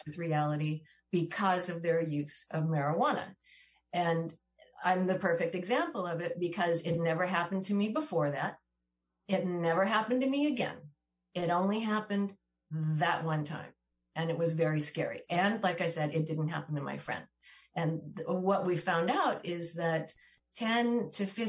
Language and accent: English; Washington, United States; My brother and I grew up in Washington State.